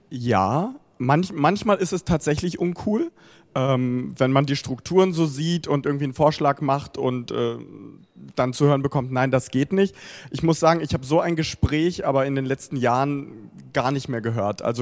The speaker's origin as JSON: {"language": "German", "country": "Ukraine", "tie": "born there", "first_language": "Russian", "second_language": "German", "said": "spreche auch dementsprechend Russisch, das ist meine Muttersprache. Ähm, verfolge auch, was in dem Land passiert oder in der gesamten Region. Die Ukraine interessiert mich natürlich auch als mein Geburtsland."}